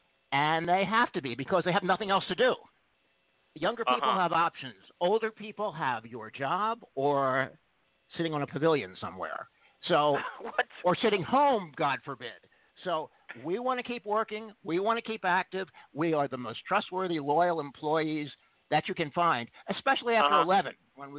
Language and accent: English; Philadelphia, Pennsylvania, United States; The great city of Philly.